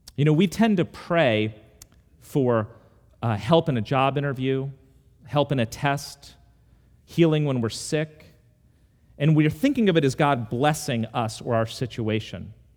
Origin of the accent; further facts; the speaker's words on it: United States; also born or lived in Charlottesville, Virginia; I ended up a hundred miles away in Charlottesville, and now I'm back in my hometown